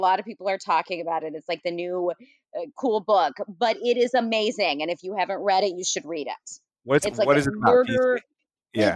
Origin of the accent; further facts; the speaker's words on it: South Louisiana, United States; now in Houston, United States; I grew up like right in the middle of LSU